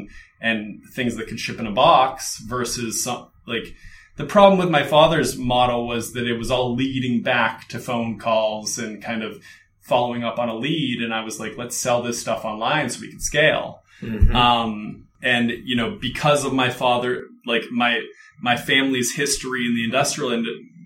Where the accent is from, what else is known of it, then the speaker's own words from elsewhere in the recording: Pittsburgh, Pennsylvania, United States; moved away as an adult; also born or lived in Aspen, Colorado; now in Los Angeles, United States; move from my hometown in Pittsburgh, Pennsylvania to Aspen, Colorado to be a ski bum